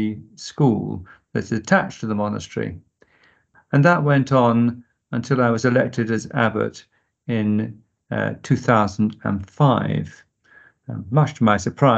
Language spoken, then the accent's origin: English; Harpenden, East of England, United Kingdom; moved away as an adult; also born or lived in York, England; now in Zimbabwe; Originally, I was born in a little village called Harpenden, in Hertfordshire, just north of London in the United Kingdom.